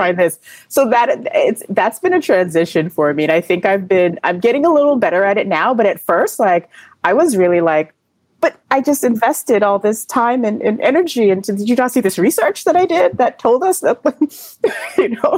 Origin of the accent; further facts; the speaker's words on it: New York, United States; I'm a New Yorker.